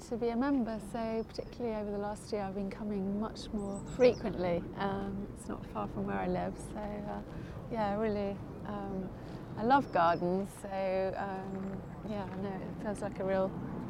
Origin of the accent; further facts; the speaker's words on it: London, United Kingdom; also born or lived in Highgate, London / Kennington, London; I'm a Londoner, born and bred.